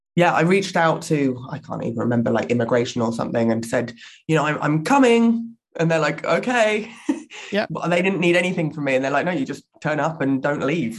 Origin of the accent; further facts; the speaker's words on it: Surrey, South East England, United Kingdom; accent: English; moved away as an adult; also born or lived in Hammersmith, London; now in Toronto, Canada; I was born uh, in Hammersmith, actually, in West London, and grew up in Surrey.